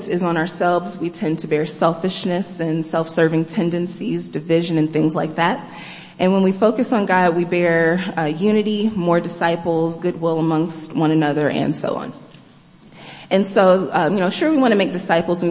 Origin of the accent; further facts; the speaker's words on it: Kansas, United States; moved away as an adult; I'm from the Midwest. I'm from Kansas.